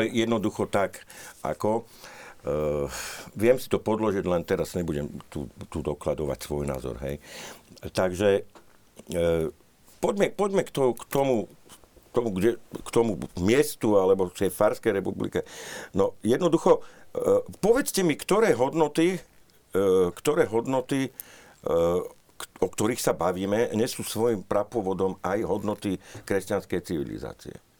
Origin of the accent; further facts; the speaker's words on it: Bratislava, Bratislava Region, Slovakia; keď som sa raz narodil v Bratislave, Môžem síce nadávať na Bratislavu, na Bratislavčanov, môžem sa z tej Bratislavy odsťahovať, ale stále je to tak, hej, narodil som sa v Bratislave.